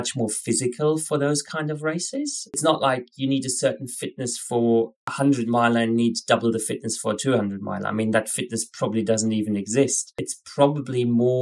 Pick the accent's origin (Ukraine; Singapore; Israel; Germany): Germany; moved away as an adult; also born or lived in Scotland / Spain; now in Australia; originally I'm from Germany